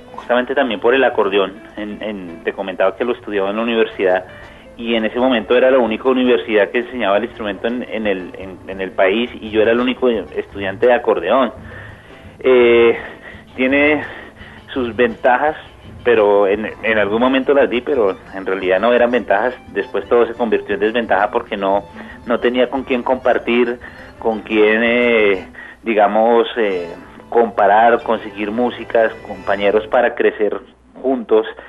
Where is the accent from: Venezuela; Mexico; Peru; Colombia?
Colombia; Bogotá; also born or lived in Buenos Aires, Argentina; somos colombianos, somos bogotanos, vamos a hacer música de nuestro país